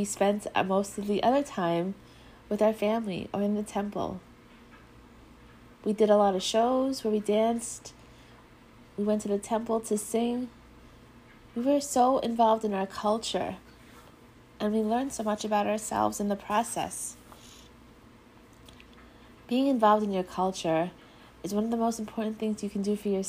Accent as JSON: {"language": "English", "area": "Long Island", "region": "New York", "country": "United States", "tie": "born or raised there", "said": "I grew up here on Long Island"}